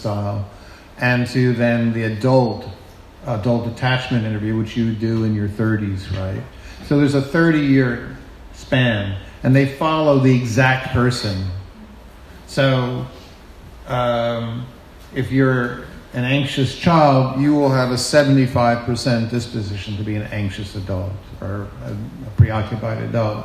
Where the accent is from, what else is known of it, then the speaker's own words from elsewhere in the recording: New York City, New York, United States; I'm from Brooklyn